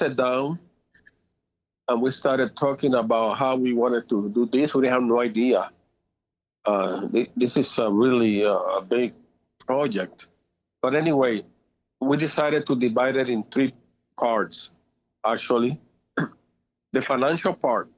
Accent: Puerto Rico; moved away; I was born in Puerto Rico in 1949. That was my year. And I grew up there and I learned Spanish as well

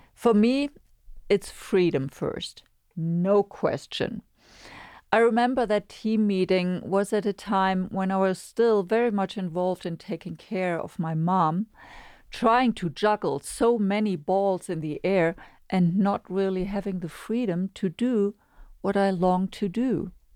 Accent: Germany; moved away; in the most densely populated area in my home country, Germany.

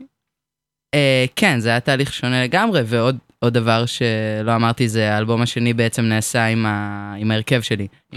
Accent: Hadera, Haifa District, Israel; אני מחדרה, אני בת 22

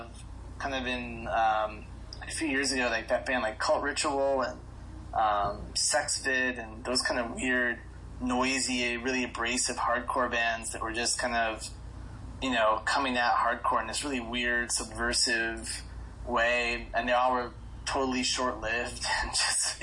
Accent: Florida, United States; I grew up in Florida, so death metal kind of reigned supreme.

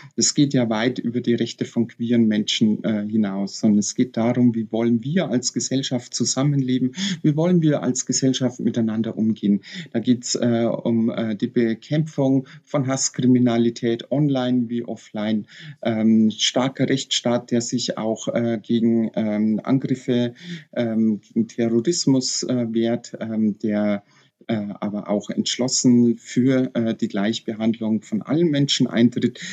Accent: Bavarian Forest, Germany; ich bin in Badischen Wald geboren und aufgewachsen

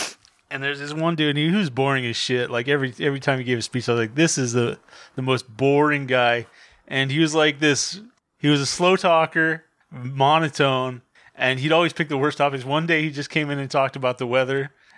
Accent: Montana, United States; now in Portland, United States; I'm from Montana.

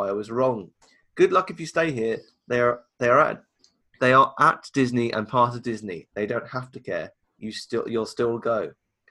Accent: United Kingdom; We're very reserved in the UK

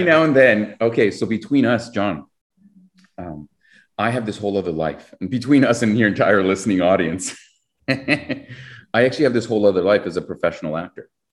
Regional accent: Canada; we're Canadian.

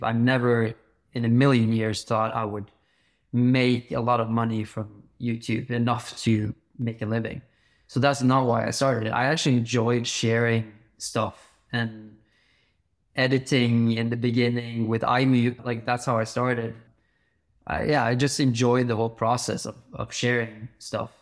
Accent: Bergen, Vestland, Norway; I grew up in Bergen in Norway

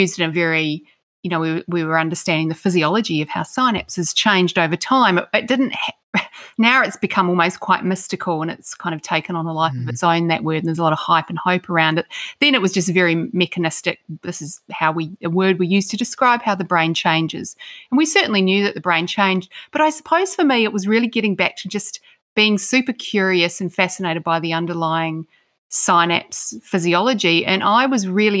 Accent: Christchurch, Canterbury, New Zealand; moved away; I grew up in Christchurch, New Zealand

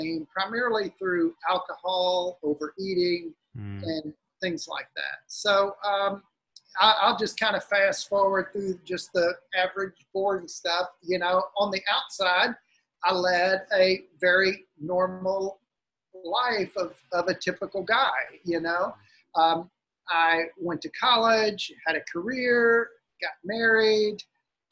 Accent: South Louisiana, United States; I grew up in South Louisiana

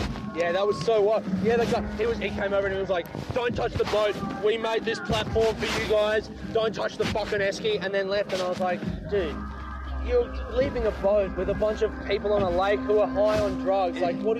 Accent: Adelaide, South Australia, Australia; moved away as an adult; now in Melbourne, Australia; I'm from Adelaide, but I live in Melbourne for like 6 years

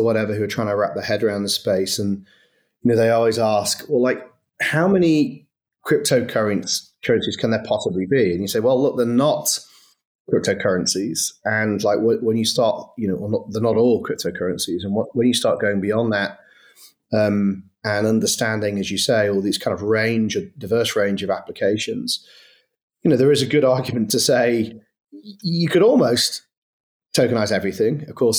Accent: Manchester, North West England, United Kingdom; In fairness, I'm from Manchester. I definitely don't sound like I'm from Manchester.

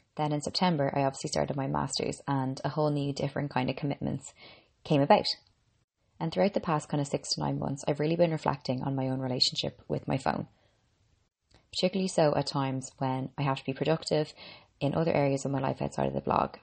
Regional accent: Ireland; I'm an Irish girl

